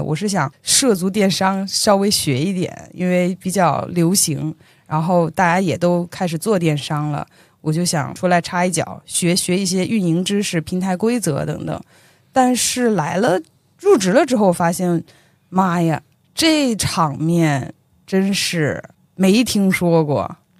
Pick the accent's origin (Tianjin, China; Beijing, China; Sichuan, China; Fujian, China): Beijing, China; moved away as an adult; also born or lived in Anhui; now in Shanghai, China; 来自安徽， 从小一直生活在北京， 在去年的十一， 才刚刚来到上海